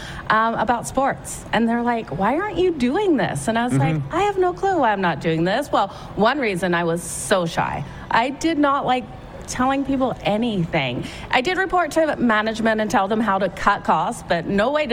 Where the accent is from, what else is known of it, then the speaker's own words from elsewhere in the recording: Australia; now in Calgary, Canada; I played netball growing up in Australia. When I came to Canada, I played for Team Alberta